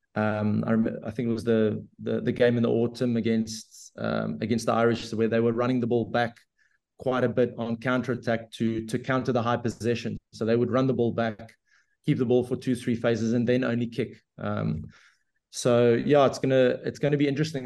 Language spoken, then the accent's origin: English; South Africa; being a South African